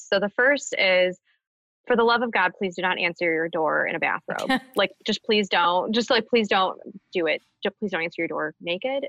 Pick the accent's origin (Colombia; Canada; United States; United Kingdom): United States; Birmingham, Michigan; in Birmingham in my hometown